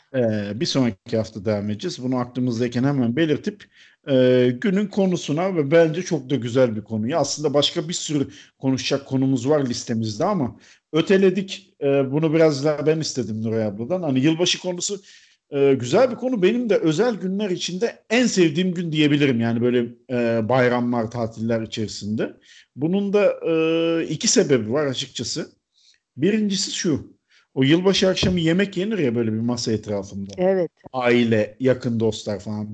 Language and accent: Turkish; Çanakkale, Turkey; moved away; Ben ortaokul yıllarında Çanakkale'de oturmuştuk biz.